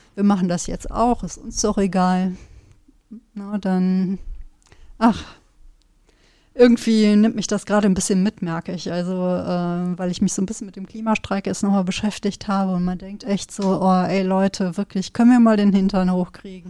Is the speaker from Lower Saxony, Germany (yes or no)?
no; Sauerland, North Rhine-Westphalia, Germany; ich komme ja aus dem Sauerland